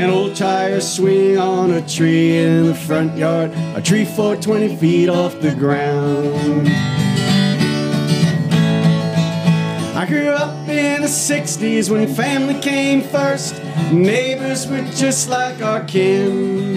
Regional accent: Lake Ronkonkoma, New York, United States; moved away as an adult; also born or lived in Astoria, Queens / Northwest New Jersey; now in Winchester, United States; I lived in a place called Lake Ronkonkoma on Long Island

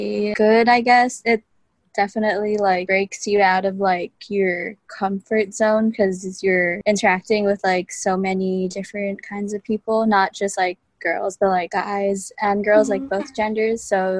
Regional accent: Honolulu, Hawaii, United States; first language English; I'm 22 years old. I was born in Honolulu, Hawaii. I'm currently attending the University of Hawaii at Manoa.

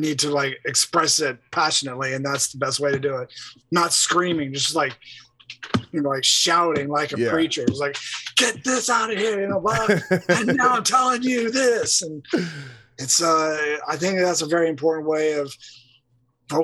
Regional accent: Los Angeles, California, United States; living and growing up in Los Angeles during that time

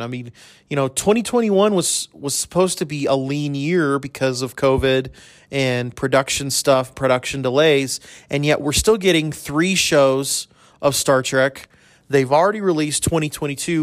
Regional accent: El Paso, Texas, United States; now in Amarillo, United States; when I was growing up in El Paso

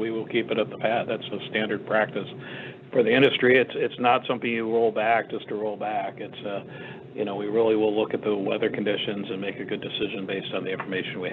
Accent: Washington, District of Columbia, United States; I'm from Washington, D.C.

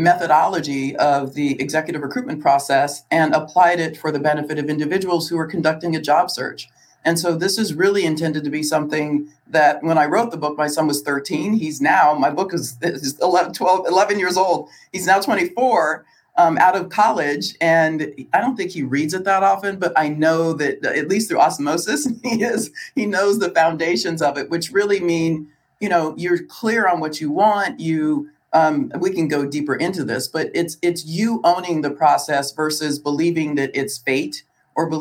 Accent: Southern California, United States; also born or lived in Chicago; I grew up in Southern California.

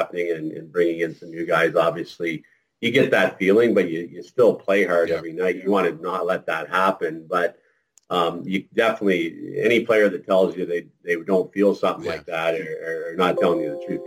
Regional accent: near Cornwall, Ontario, Canada; played for the Cornwall Royals in junior back in my area, close to my hometown

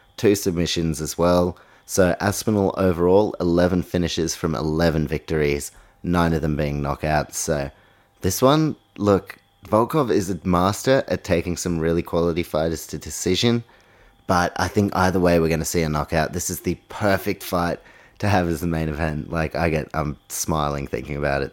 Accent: New Zealand; my fellow countryman, Dan Hooker

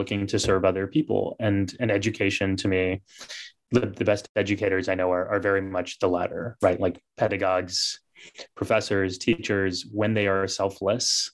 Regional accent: United States; growing up in this country, growing up in the West

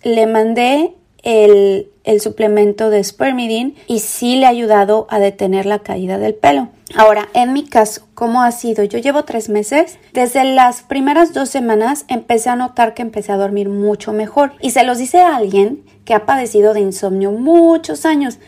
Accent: Querétaro, Mexico; also born or lived in Tepeji del Río; Yo soy de Querétaro. Bueno, ya nací, allá viví muchos años de mi vida.

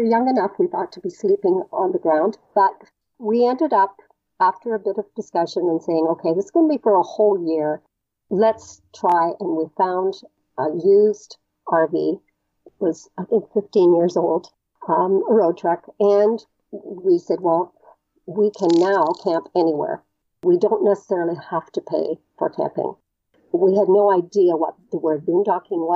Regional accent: Canada; we're Canadian

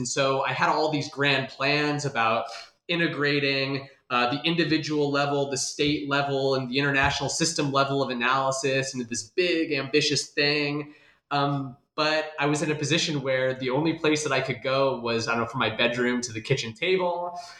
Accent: Des Moines, Iowa, United States; I'm originally from Des Moines, Iowa, and I did my PhD at Ohio State.

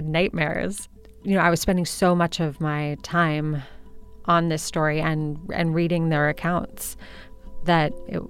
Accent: Santa Cruz, California, United States; I'm from Santa Cruz, California. I grew up in an academic family on a college campus in a surfing town where I didn't surf and wasn't blonde.

